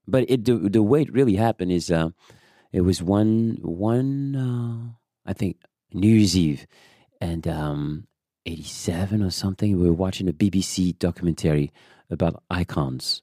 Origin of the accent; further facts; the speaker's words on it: Paris, Île-de-France, France; English is a second language; moved away as an adult; also born or lived in Amsterdam, Netherlands / Germany; I came from Paris